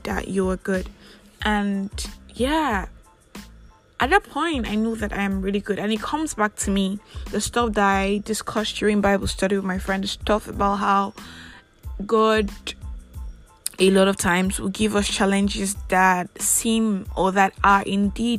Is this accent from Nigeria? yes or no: yes; Nigeria; I am that Nigerian Christian talkaholic